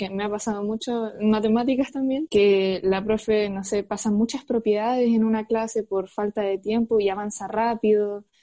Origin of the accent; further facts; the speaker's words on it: Talcahuano, Biobío, Chile; tengo 15 años, estudio en el Colegio Amanecer de Talcahuano, soy de Talcahuano